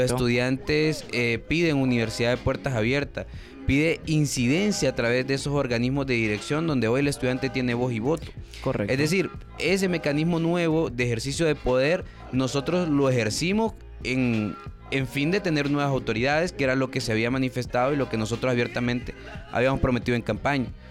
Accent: Honduras; como todo hondureño

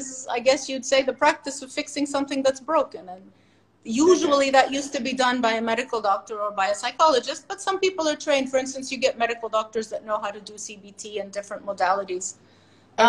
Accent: United States; moved away as an adult; also born or lived in California, United States / Indiana, United States; now in Bahrain; I'm originally from the States

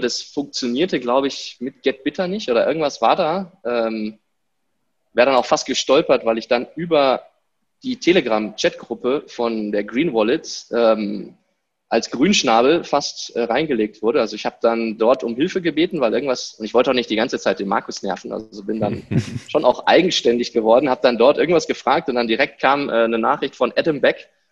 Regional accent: Germany; moved away as an adult; also born or lived in Stuttgart; now in Morocco; Ich bin in Deutschland geboren, habe dort Schule, Studium, alles durchlaufen

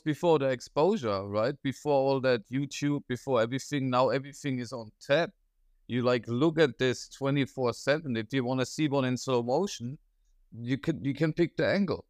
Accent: Germany; now in Australia; I'm from Germany

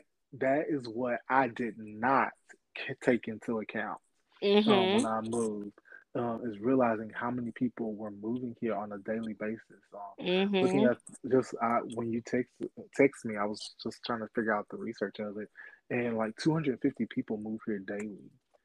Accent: Bowling Green, Kentucky, United States; moved away as an adult; also born or lived in Louisville, Kentucky; now in Houston, United States; I'm from Bowling Green, Kentucky.

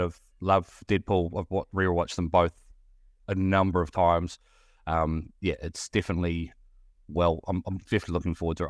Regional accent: New Zealand; moved away; coming from New Zealand, I don't know whether you've picked up my accent

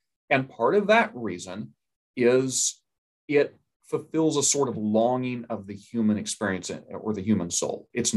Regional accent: Oklahoma, United States; I'm from Oklahoma. It's a very red state

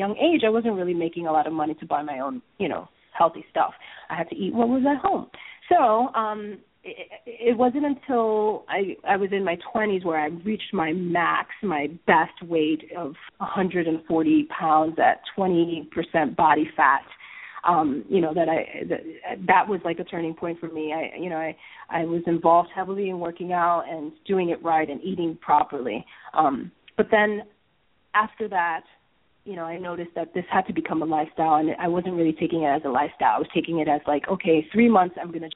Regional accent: New York City, New York, United States; I was born and raised in New York City

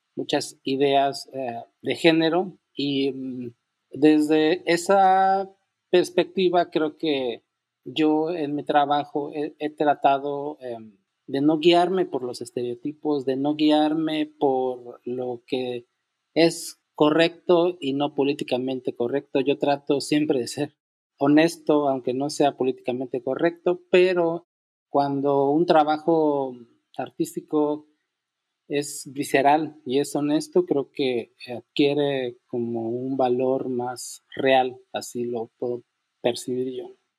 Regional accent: Unión Hidalgo, Oaxaca, Mexico; moved away; also born or lived in Mexico City; soy originario de Unión Hidalgo, Oaxaca

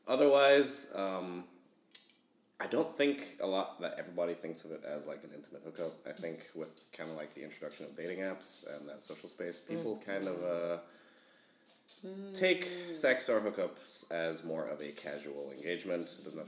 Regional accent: U.S. Virgin Islands; also born or lived in Jamaica; now in Midland, United States; I am from the Virgin Islands, born in Jamaica. So, as some would say, they would call me an island boy.

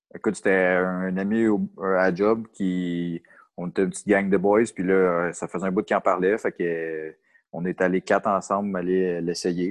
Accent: Saint-Janvier, Quebec, Canada; also born or lived in Mirabel; je viens de Saint-Janvier, pas très loin du DECA, justement. Mm-hmm. Fait que j'ai grandi dans les Laurentides

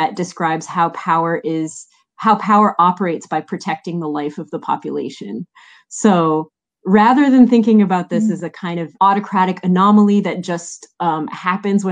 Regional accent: Montreal, Quebec, Canada; I'm Canadian, I'm from Montreal.

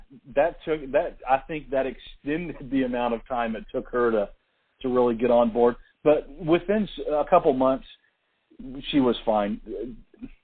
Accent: Atlanta, Georgia, United States; moved away as an adult; now in Tennessee, United States; And she grew up in Atlanta with me

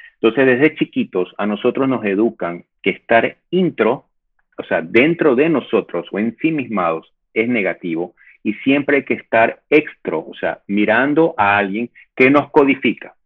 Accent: Ecuador; yo me siento ecuatoriano

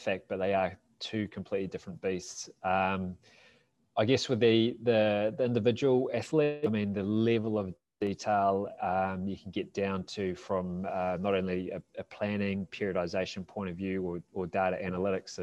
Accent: New Zealand; being a Kiwi

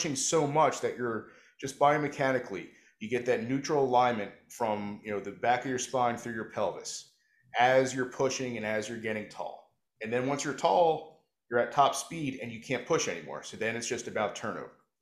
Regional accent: New Jersey, United States; I'm from South Jersey

